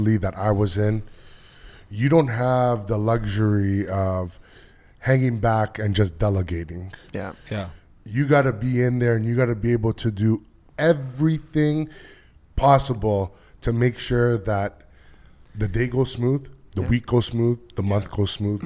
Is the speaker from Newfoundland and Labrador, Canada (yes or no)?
no; Toronto, Ontario, Canada; I grew up in Toronto.